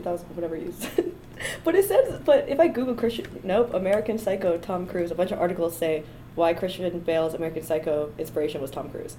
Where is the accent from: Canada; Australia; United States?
Canada; I'm also Canadian